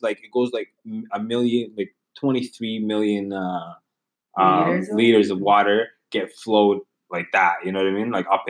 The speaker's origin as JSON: {"language": "English", "town": "Ottawa", "region": "Ontario", "country": "Canada", "said": "I'm from Ottawa."}